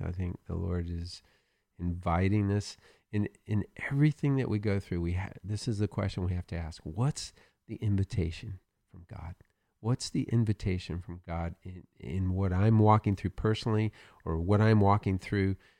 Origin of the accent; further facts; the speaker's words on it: the South, United States; I'm from the South